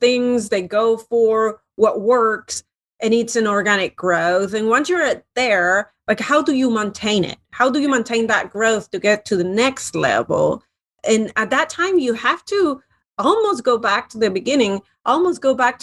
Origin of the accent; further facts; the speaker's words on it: Spain; moved away as an adult; now in United States; I moved to the United States a long time ago and loved it, loved business, especially in the United States. And I come originally from Spain